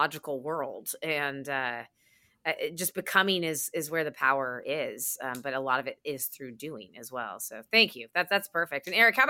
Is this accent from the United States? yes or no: yes; New York, United States; as a New Yorker